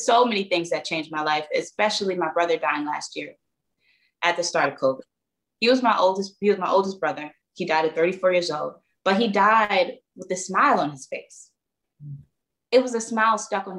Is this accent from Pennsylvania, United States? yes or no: yes; Philadelphia, Pennsylvania, United States; born and raised in Philly